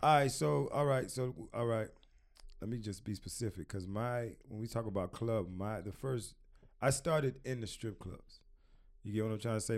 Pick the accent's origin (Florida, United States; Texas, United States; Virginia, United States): Florida, United States; Miami; also born or lived in Queens, New York / Washington, D.C.; I moved to Miami, uh, when I was, uh, five years old.